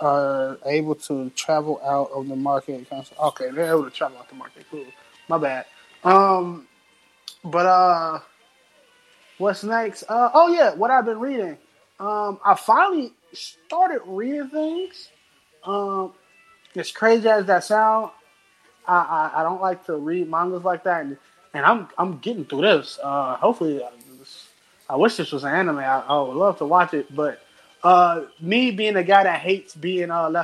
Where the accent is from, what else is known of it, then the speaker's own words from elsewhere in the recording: United States; I'm American